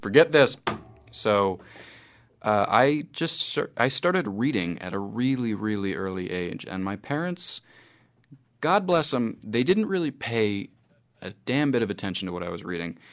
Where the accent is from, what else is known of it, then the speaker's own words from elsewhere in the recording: United States; moved away as an adult; now in New Zealand; my experiences in New Zealand that I've decided to call the Expatriate Patriot as an American